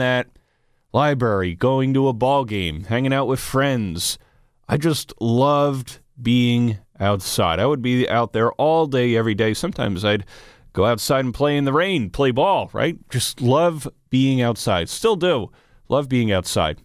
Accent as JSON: {"language": "English", "town": "Toms River", "region": "New Jersey", "country": "United States", "tie": "born or raised there", "said": "When I was a kid growing up in Tom's River"}